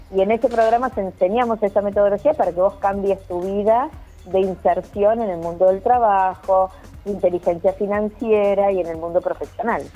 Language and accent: Spanish; Córdoba, Argentina; also born or lived in Buenos Aires, Argentina; me volví a Córdoba, porque yo soy cordobesa